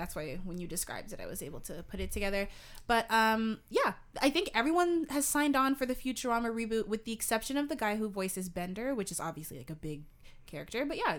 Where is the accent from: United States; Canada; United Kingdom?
Canada; also born or lived in Toronto; We are Canadian, and we are based in Toronto.